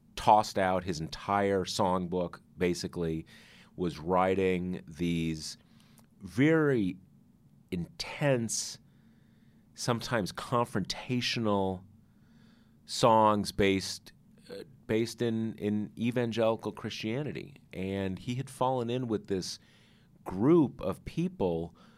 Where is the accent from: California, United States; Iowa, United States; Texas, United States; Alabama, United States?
California, United States; Southern; I grew up in Southern California